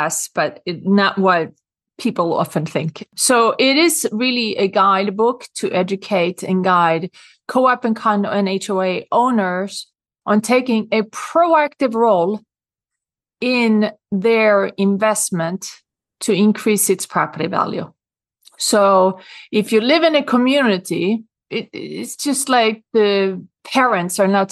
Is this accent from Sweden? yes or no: yes; Sweden; accent: Swedish; English is a second language; moved away as an adult; now in New York City, United States; Growing up in Sweden, I have always been big on taking care of the environment. And when I moved to New York in 1994